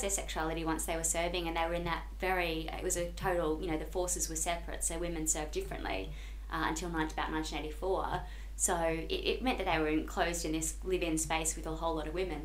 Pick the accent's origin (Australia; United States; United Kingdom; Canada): Australia; Brisbane, Queensland; I grew up in Queensland